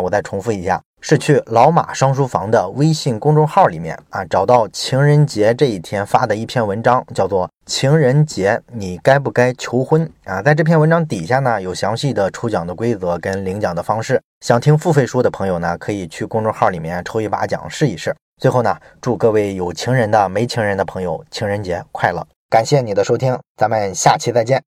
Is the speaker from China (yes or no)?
yes; China; 我们中国人